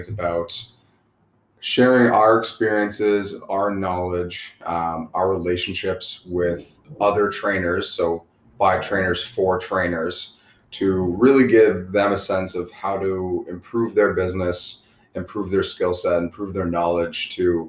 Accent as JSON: {"language": "English", "town": "Burlington", "region": "Ontario", "country": "Canada", "tie": "born or raised there", "lives_now": "Ottawa, Canada", "said": "Grew up in Burlington, Ontario, so between Hamilton and Toronto area, came to Ottawa to pursue my collegiate football career."}